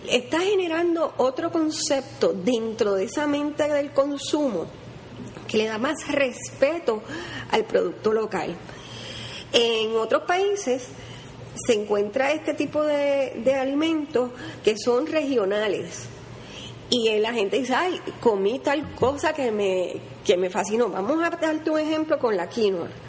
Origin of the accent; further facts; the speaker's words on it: Puerto Rico; miren no, nosotros somos caribeños a mí me encantan los plátanos maduros. Yo no puedo. Las alcapulas